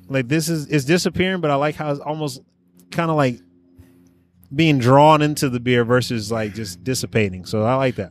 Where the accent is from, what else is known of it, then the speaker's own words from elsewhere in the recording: Oakland, California, United States; my family was from the South. I grew up in Oakland